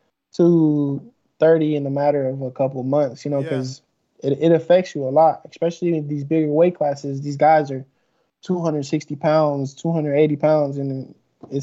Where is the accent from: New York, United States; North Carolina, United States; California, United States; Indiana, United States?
California, United States; Sacramento; I grew up in Sacramento